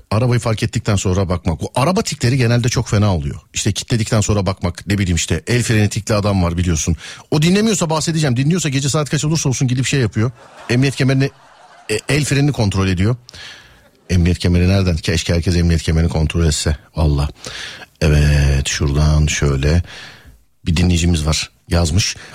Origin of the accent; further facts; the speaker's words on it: Istanbul, Turkey; Park edesim geldi vallahi bir İstanbullu olarak falan diye.